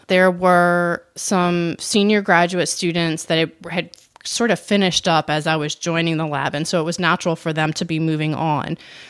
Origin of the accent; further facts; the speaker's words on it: New Orleans, Louisiana, United States; I am from New Orleans, and this was in 2005. And so Katrina hit New Orleans in August of that year.